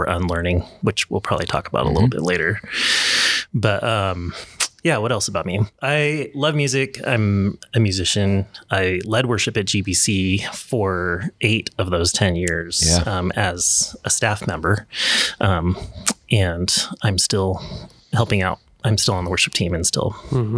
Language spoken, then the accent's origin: English; Portland, Oregon, United States; I grew up in the Portland area